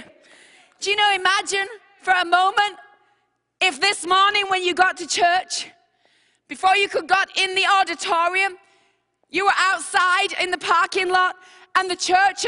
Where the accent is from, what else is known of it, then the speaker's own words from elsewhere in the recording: England, United Kingdom; I'm from England